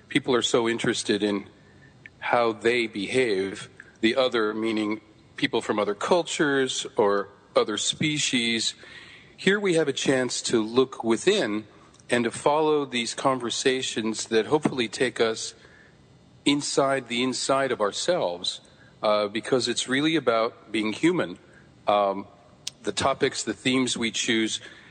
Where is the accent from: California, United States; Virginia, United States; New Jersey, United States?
California, United States; San Francisco; I grew up in San Francisco.